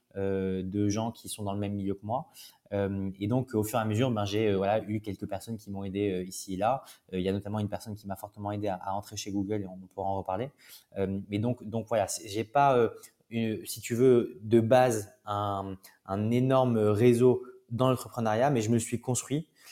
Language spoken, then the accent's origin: French; Toulouse, Occitania, France; moved away as an adult; now in Paris, France; je suis de Toulouse. donc j'ai grandi à Toulouse jusqu'à mes 18 ans.